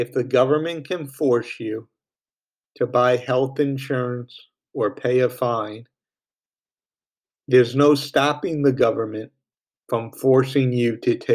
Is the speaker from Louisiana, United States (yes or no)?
no; New York, United States; my home state of New York